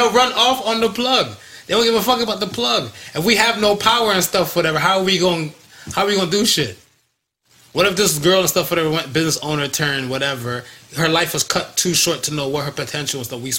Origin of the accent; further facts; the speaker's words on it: United States; I grew up in America.